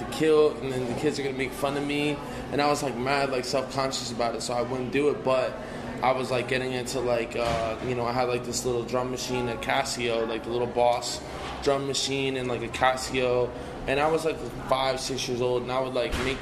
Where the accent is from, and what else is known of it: New Jersey, United States; born or raised there; also born or lived in Pittsburgh, Pennsylvania